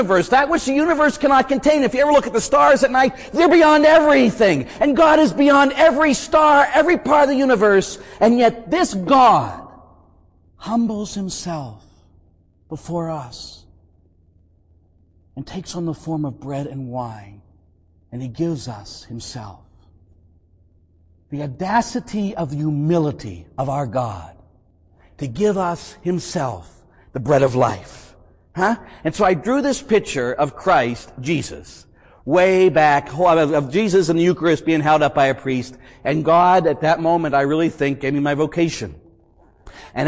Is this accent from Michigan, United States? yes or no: no; Pittsburgh, Pennsylvania, United States; I grew up in Pittsburgh, Pennsylvania